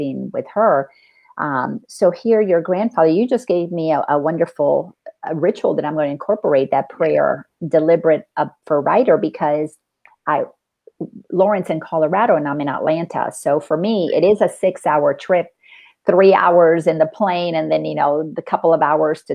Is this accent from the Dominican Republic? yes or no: yes; Dominican Republic; moved away; growing up in the Dominican Republic and being Latin